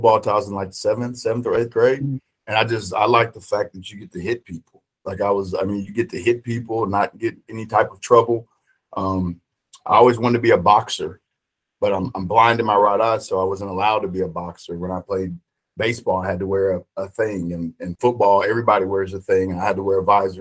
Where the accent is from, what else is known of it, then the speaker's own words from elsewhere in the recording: La Marque, Texas, United States; also born or lived in The Woodlands, Texas; we moved from the Woodlands to Lamarck